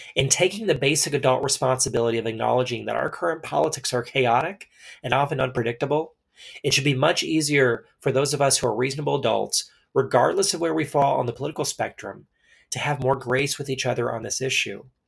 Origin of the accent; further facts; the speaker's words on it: Texas, United States; I grew up in Texas, as did generations of my family before me